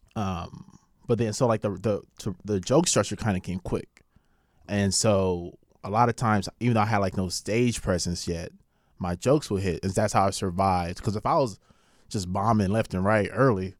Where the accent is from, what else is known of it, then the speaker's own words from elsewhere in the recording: Carson, California, United States; also born or lived in South Central, Los Angeles / Lynwood, California; I was born in South Central, but I was raised in, like, Carson and Linwood